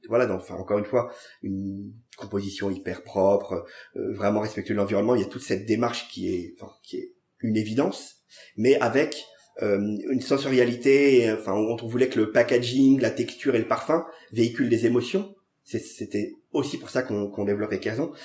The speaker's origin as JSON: {"language": "French", "town": "Paris", "region": "Île-de-France", "country": "France", "tie": "born or raised there", "said": "J'ai grandi au Gobelin. C'est un quartier un peu improbable de Paris"}